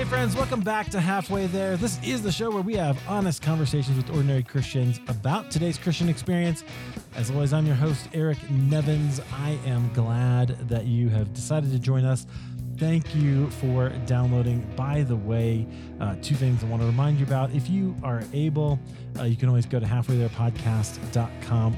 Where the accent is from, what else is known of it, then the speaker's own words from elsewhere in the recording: Iowa, United States; I grew up in Iowa